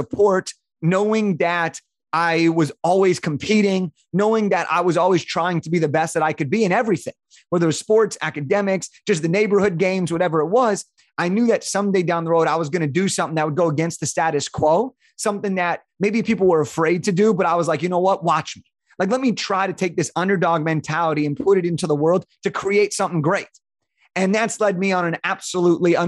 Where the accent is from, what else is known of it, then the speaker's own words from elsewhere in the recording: Santa Clarita, California, United States; I grew up in a town called Santa Clarita, which is about 45 minutes north of Santa Monica, Los Angeles